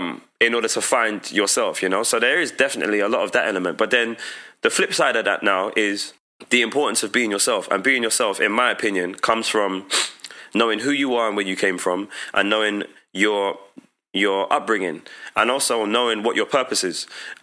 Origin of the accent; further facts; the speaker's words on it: Dominica; Like, I frequently went to Dominica, and the beauty of that was that I saw the cool in my home country.